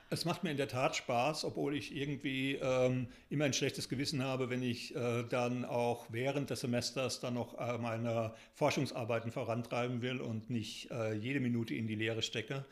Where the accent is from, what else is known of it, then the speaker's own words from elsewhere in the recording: Germany; moved away as an adult; now in Taunus, Germany; Ich bin im Spessart und Odenwald aufgewachsen, lebe jetzt eben äh, im Taunus